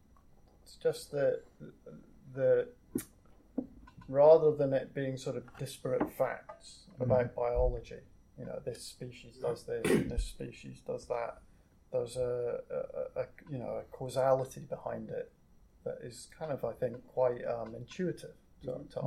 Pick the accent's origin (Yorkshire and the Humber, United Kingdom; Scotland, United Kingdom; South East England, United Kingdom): Scotland, United Kingdom; Banff; I was born in Banff, which is a fishing